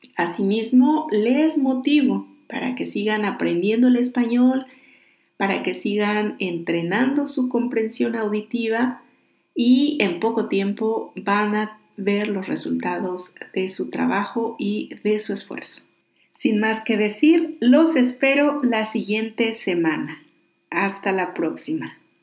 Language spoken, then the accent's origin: Spanish; Oaxaca, Mexico; originario de Oaxaca, mi tierra